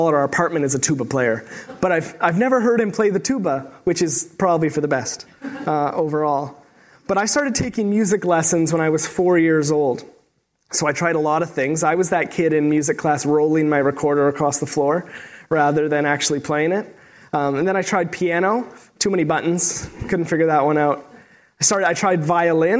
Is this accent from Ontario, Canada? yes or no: yes; Sault Ste. Marie, Ontario, Canada; moved away as an adult; also born or lived in Waterloo, Ontario; I'm from Sault Ste. Marie, Ontario, originally, so I'm a small town boy myself